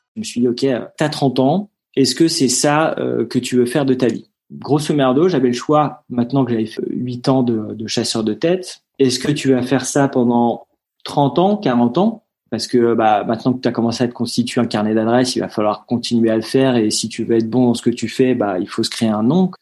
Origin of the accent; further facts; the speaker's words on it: Gouvieux, Hauts-de-France, France; also born or lived in Paris; J'ai grandi dans l'Oise, à Gouvieux, euh, une petite commune à côté de Chantilly.